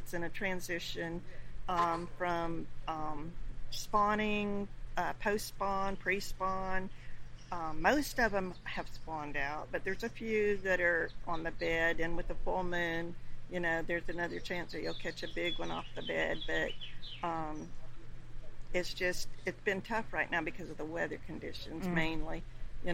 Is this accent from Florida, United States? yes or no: yes; Nokomis, Florida, United States; I was born and raised in Florida